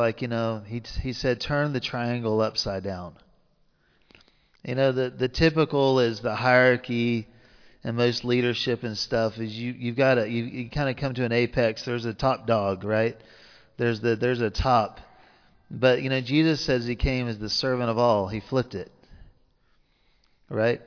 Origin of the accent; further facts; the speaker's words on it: the South, United States; accent: southern; my southern accent